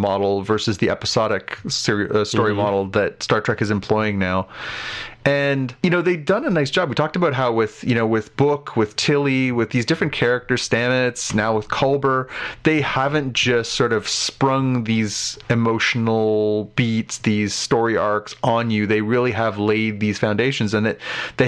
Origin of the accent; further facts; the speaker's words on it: Canada; as a Canadian